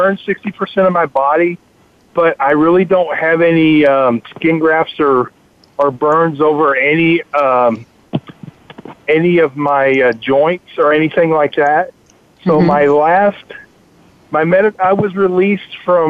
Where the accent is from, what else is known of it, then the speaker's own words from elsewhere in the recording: Texas, United States; I'm from Texas.